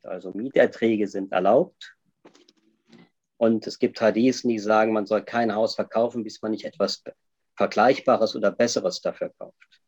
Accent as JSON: {"language": "German", "country": "Germany", "also_born_or_lived": "Jeddah, Saudi Arabia", "moved": "as an adult", "lives_now": "Switzerland"}